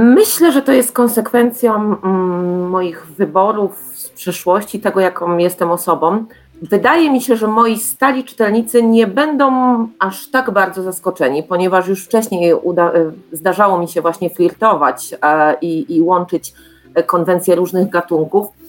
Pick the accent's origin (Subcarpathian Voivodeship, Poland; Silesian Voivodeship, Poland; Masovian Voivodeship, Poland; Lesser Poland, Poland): Silesian Voivodeship, Poland; Czeladź; ja pochodzę z Czeladzi